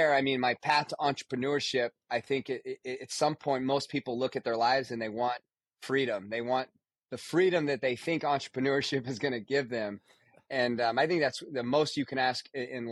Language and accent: English; Nevada, United States; I grew up in Nevada.